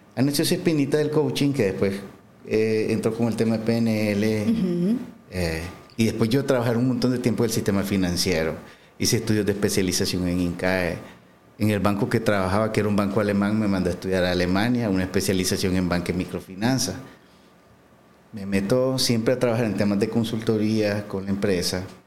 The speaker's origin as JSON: {"language": "Spanish", "town": "San Marcos", "region": "Carazo", "country": "Nicaragua", "tie": "born or raised there", "moved": "as an adult", "said": "soy de Carazo, eh, nací en San Marcos, ahí viví un montón de tiempo, me trasladé hace, hace poco para acá"}